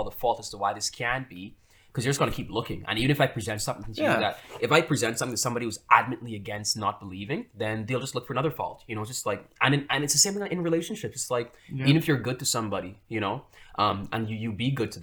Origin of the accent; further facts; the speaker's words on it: Freeport, Grand Bahama, Bahamas; moved away as an adult; now in Prince Edward Island, Canada; I grew up in Freeport, Grand Bahama Island